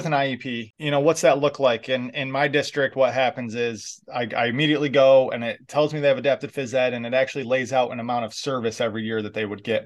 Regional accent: New York, United States; moved away; I'm from New York originally

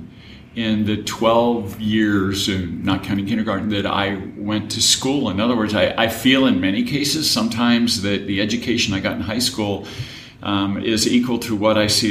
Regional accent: Marysville, Washington, United States; I grew up in Marysville, Washington.

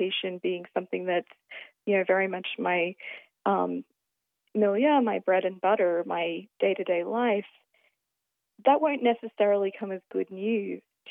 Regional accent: Australia; being Australian

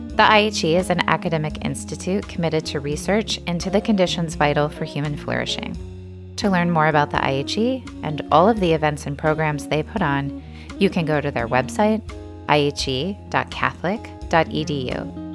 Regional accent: Midwest, United States; now in Ohio, United States; I'm Midwestern

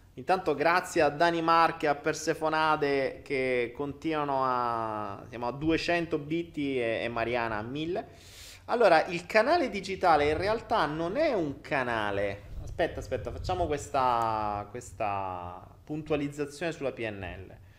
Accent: Italy; moved away as an adult; Io me ne sono andato via dall'Italia

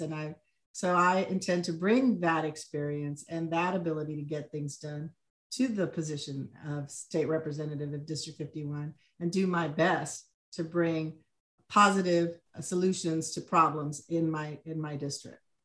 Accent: Laredo, Texas, United States; moved away as an adult; now in Austin, United States; I was born in Laredo, Texas, but I came to U T to go

